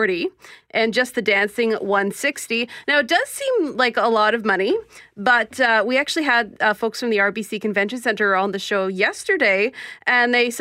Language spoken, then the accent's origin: English; Winnipeg, Manitoba, Canada; my heart is in St. James. That's where I grew up and spent most of my life, actually.